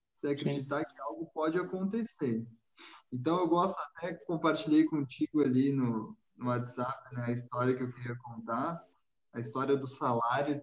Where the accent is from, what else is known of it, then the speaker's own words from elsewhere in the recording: Rio Grande do Sul, Brazil; sou gaúcho